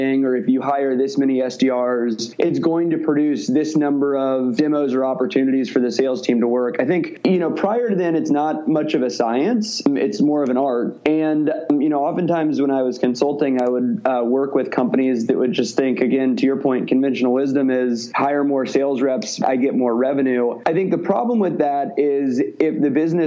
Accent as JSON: {"language": "English", "region": "Midwest", "country": "United States", "also_born_or_lived": "Missouri", "moved": "as an adult", "lives_now": "Bay Area, United States", "said": "I'm from the Midwest and went to the University of Missouri"}